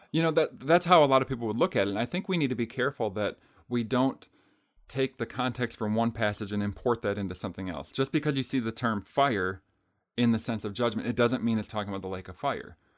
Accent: Green Bay, Wisconsin, United States; I'm from Green Bay

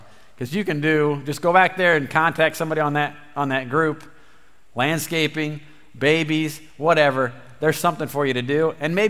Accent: near Bloomington, Central Illinois, United States; So we grew up in Central Illinois, down by Bloomington, both me and my wife.

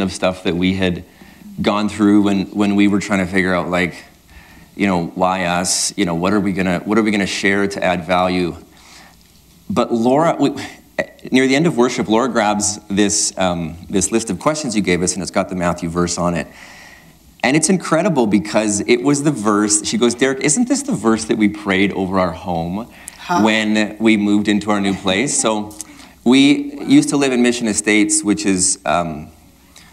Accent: Sexsmith, Alberta, Canada; also born or lived in Grande Prairie, Alberta; growing up in Sexsmith

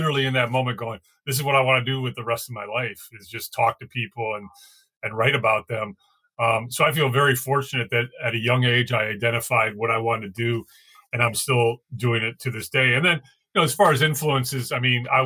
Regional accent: Evanston, Illinois, United States; I grew up in Evanston, Illinois, went to Evanston Township High School

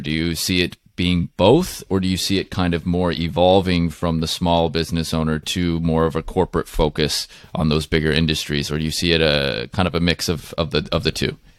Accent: Seattle, Washington, United States; I'm from Seattle area

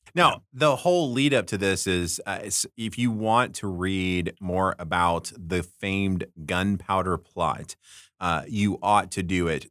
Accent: United States; also born or lived in Britain; as an American

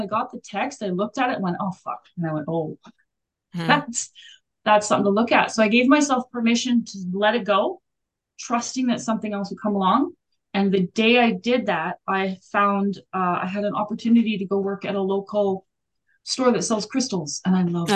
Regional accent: Alberta, Canada; I grew up in Alberta, which is above Colorado

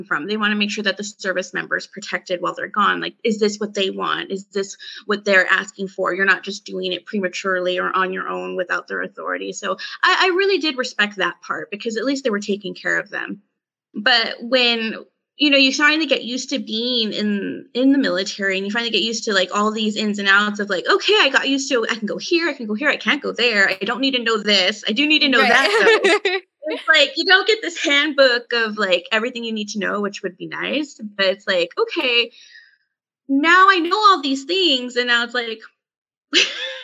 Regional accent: California, United States; moved away as an adult; now in Colorado, United States; we're originally from California and we decided that wasn't best to raise our family in. So that's why we moved to Colorado after he separated

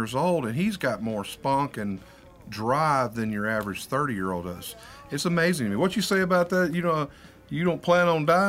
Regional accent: Warren, Arkansas, United States; We're both from Warren, Arkansas originally, which is close to Pine Bluff.

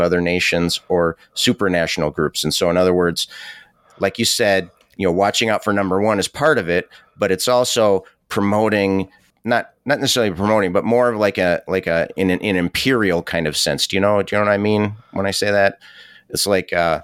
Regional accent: United States; I'm proud to be an American

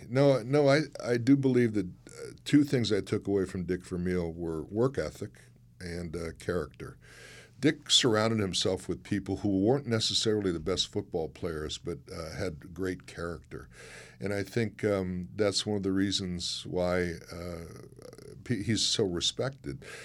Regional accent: Chicago, Illinois, United States; moved away; I'm from Chicago

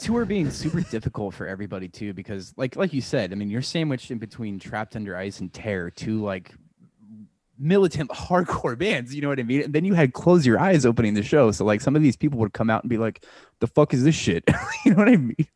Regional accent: Omaha, Nebraska, United States; being from Omaha, we always would travel to either Des Moines or Kansas City

